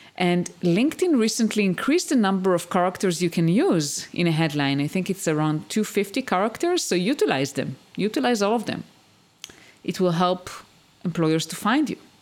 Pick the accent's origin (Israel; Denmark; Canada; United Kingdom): Israel; moved away as an adult; also born or lived in United States; I used to live in the US and we moved back to my home country, to Israel.